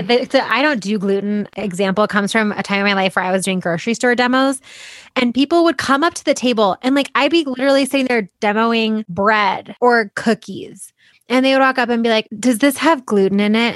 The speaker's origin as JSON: {"language": "English", "town": "Boulder", "region": "Colorado", "country": "United States", "said": "I'm from Boulder and I've come to kinda hate it"}